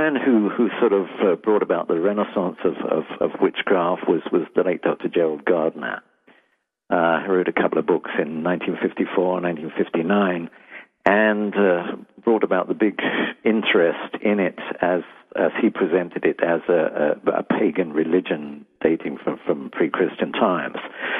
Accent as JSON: {"language": "English", "region": "London", "country": "United Kingdom", "lives_now": "United States", "said": "From London."}